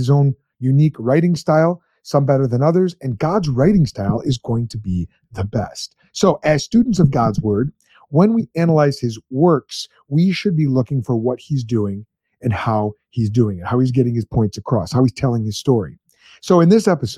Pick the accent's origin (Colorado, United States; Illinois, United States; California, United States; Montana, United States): Illinois, United States; Chicago; I grew up in Chicagoland